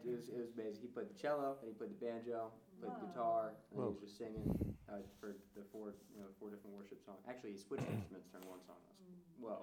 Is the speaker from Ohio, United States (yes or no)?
no; Chapel Hill, North Carolina, United States; now in Boone, United States; growing up in Chapel Hill